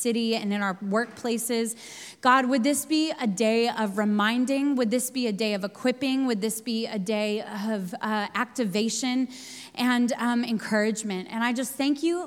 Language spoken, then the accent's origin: English; the Northwest, Pacific Northwest, United States; also born or lived in Sydney, Australia; now in New York, United States; I'm from the Northwest